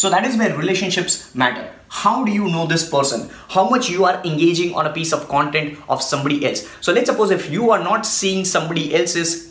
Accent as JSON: {"language": "English", "country": "India", "said": "I'm from India"}